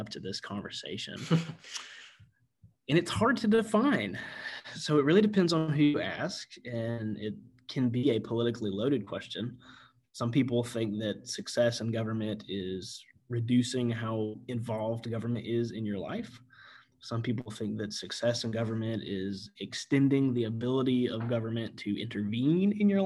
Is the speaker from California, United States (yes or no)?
no; Gastonia, North Carolina, United States; moved away as an adult; also born or lived in Pensacola, Florida; now in Santa Rosa County, Florida, United States; North Carolina was great. That's where I grew up. That's where I went to high school